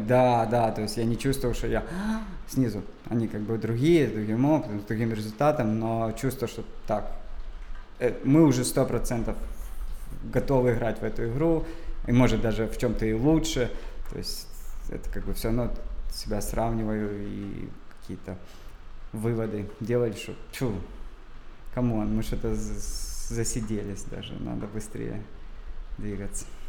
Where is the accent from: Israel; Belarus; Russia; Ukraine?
Ukraine; Dzhankoy, Crimea; я родился в Джанкое